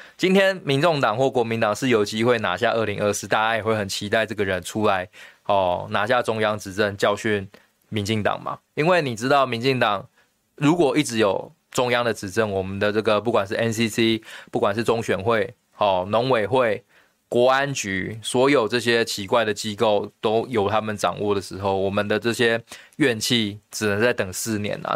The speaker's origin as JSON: {"language": "Chinese", "country": "Taiwan", "said": "我们台湾人很善良"}